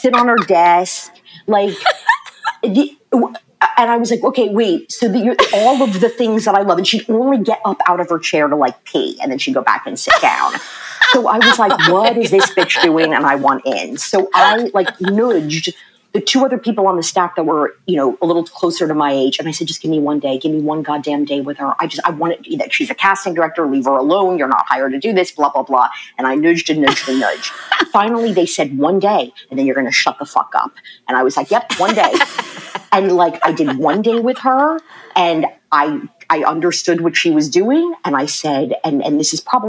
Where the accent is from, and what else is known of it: Maryland, United States; born or raised there; also born or lived in Red Bank, New Jersey